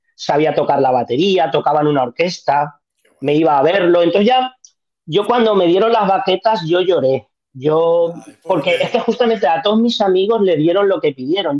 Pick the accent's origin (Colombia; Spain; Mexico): Spain; Museros, Valencian Community; Museros, que es mi pueblo